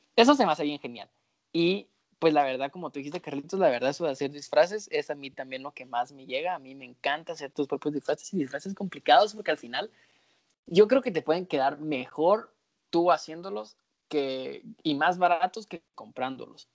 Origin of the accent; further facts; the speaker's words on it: Antigua Guatemala, Sacatepéquez, Guatemala; yo soy de Antigua